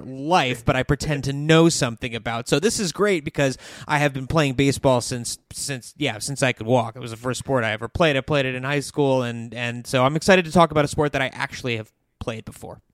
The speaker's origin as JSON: {"language": "English", "region": "Georgia", "country": "United States", "tie": "born or raised there", "said": "I was born in Georgia"}